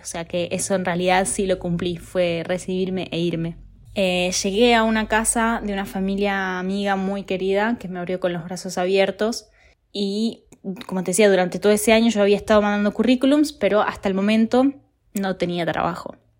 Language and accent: Spanish; Buenos Aires, Argentina; moved away as an adult; now in Italy; vivo en Italia, soy argentina